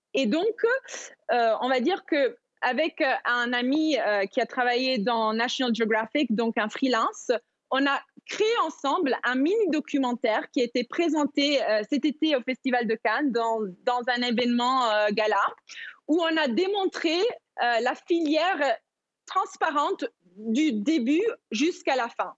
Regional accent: Madagascar; j'ai grandi à Madagascar

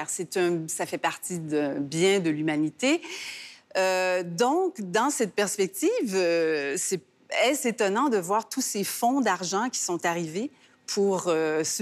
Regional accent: Quebec, Canada; Mais nous, au Québec, on est assez experts en référendum

